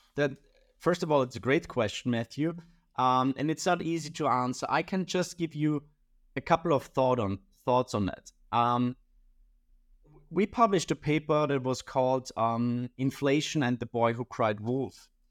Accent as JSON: {"language": "English", "country": "Austria", "said": "I'm from Austria"}